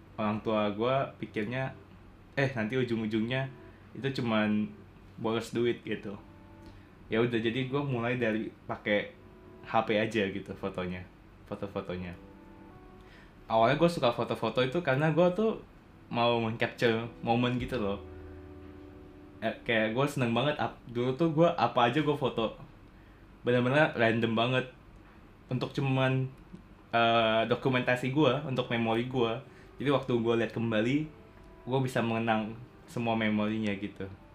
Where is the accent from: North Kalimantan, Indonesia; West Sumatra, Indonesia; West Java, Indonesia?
North Kalimantan, Indonesia; Tarakan; moved away as an adult; also born or lived in Singapore; gue tuh berasal dari Tarakan, Kalimantan Utara